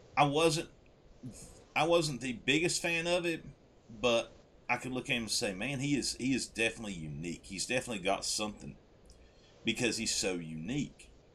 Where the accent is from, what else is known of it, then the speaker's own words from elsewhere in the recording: West Virginia, United States; I'm from West Virginia